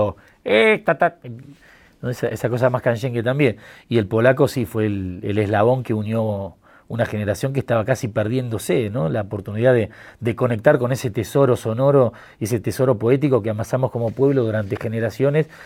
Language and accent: Spanish; Buenos Aires, Argentina; Yo me crié en el Bajo Belgrano, que es un barrio... Yo tengo 43 años ya.